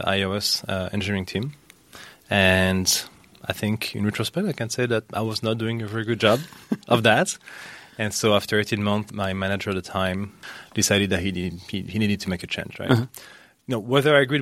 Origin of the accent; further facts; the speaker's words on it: France; first language French; English is a second language; moved away as an adult; now in Bay Area, United States; I was born and raised in France, so French